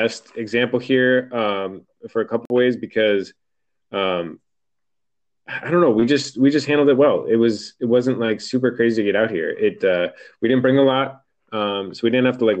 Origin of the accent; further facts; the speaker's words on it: Midwest, United States; moved away as an adult; now in California, United States; coming from the Midwest